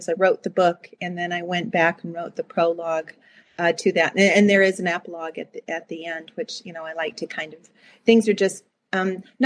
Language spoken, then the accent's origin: English; United States; also born or lived in Canada; we lived in the States